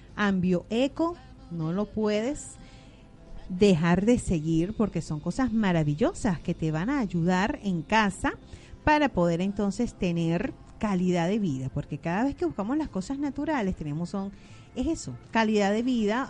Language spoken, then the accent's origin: Spanish; Venezuela; now in Argentina; los venezolanos somos gente luchadora